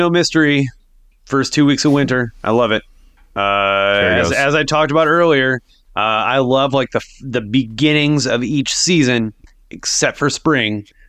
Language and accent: English; Sioux Falls, South Dakota, United States; That's what I grew up playing in Sioux Falls.